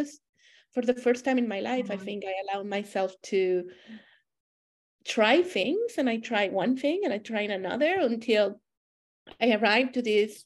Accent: Monterrey, Nuevo León, Mexico; moved away as an adult; also born or lived in Germany / United States / United Kingdom; now in Canada; I was born and raised in Monterrey, Mexico.

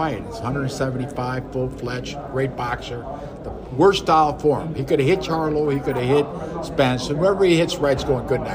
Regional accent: Minneapolis, Minnesota, United States; moved away; I'm just happy to be back in my hometown. Minneapolis, my hometown

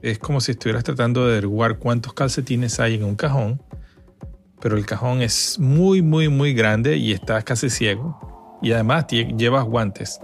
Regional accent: Caracas, Capital District, Venezuela; also born or lived in Margarita Island; Soy venezolano de nacimiento, crecí en Venezuela, en Caracas

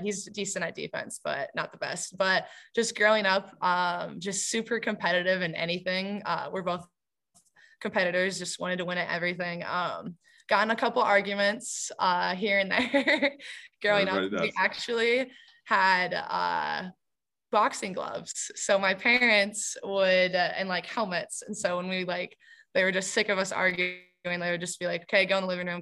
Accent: Indianola, Iowa, United States; also born or lived in Ankeny, Iowa; Moved to Indianola fifth grade was my first year there

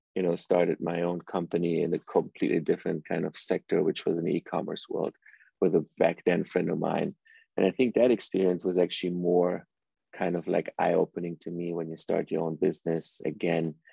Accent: Germany; also born or lived in Iran; I actually was born in Iran and my parents, you know, immigrated to Germany when I was very little. So I grew up in Europe and Germany for most of my life

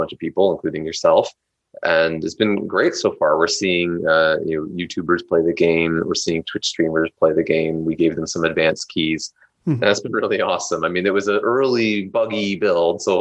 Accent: Canada; we're from Canada

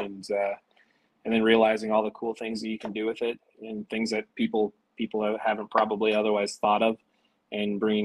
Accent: Nebraska, United States; So I was born and raised in Nebraska.

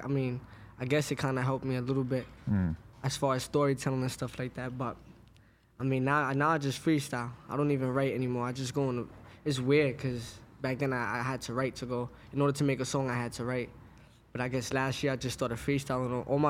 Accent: Brooklyn, New York, United States; Brooklyn, Crown Heights.

